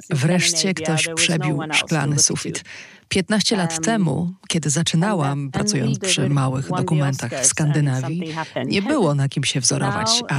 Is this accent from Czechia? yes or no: no; Norway; also born or lived in northern Norway, near the Arctic Circle / several parts of Norway; Tam się urodziłam, dorastałam w kilku częściach Norwegii aż do dziewiątego roku życia, a potem uh, wraz z mamą przeniosłyśmy się bliżej Oslo.